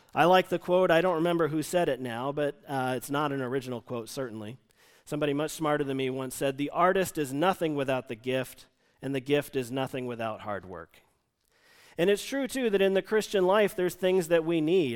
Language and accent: English; United States; moved away; the church he and I grew up in outside Washington, D C